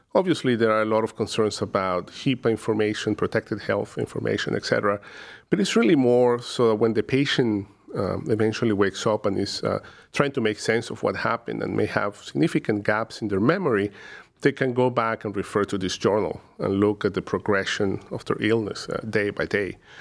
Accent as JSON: {"language": "English", "town": "Caracas", "region": "Capital District", "country": "Venezuela", "moved": "as an adult", "lives_now": "Cleveland, United States", "said": "originally from, uh, Caracas, uh, Venezuela, where I completed my medical training."}